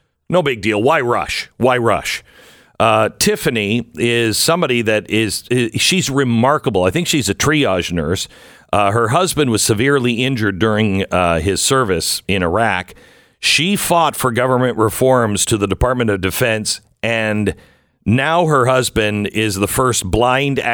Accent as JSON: {"language": "English", "town": "Mount Vernon", "region": "Washington", "country": "United States", "tie": "born or raised there", "also_born_or_lived": "Seattle area", "moved": "yes", "said": "I grew up in Washington State. I grew up in Mount Vernon"}